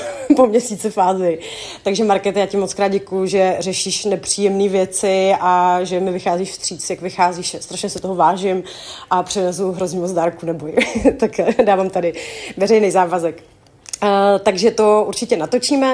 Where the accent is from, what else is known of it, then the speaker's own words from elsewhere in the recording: Czechia; u nás v Čechách